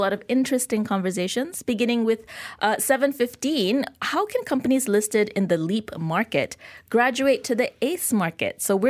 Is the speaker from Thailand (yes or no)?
no; Malaysia; Every day is Malaysia Day for me, Philip.